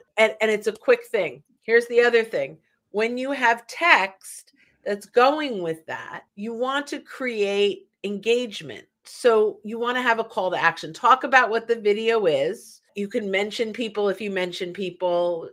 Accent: New Yorker, New Jersey, United States; also born or lived in New York; because I'm a New Yorker, North Jersey, I say error. I add that R at the end.

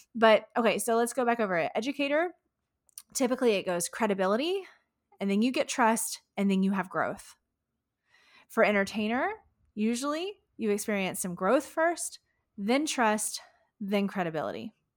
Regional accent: Houston, Texas, United States; here in my hometown of Houston, Texas

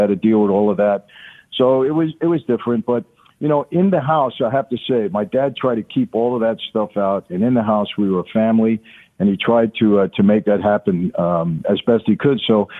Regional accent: Brooklyn, New York, United States; also born or lived in Long Island; when I was a kid growing up in Brooklyn and later Long Island

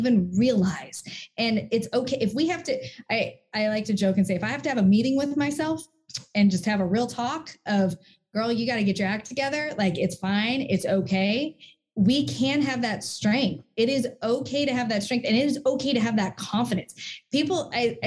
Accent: Hamilton, New Jersey, United States; moved away; I miss the blueberries because I'm from Hamilton.

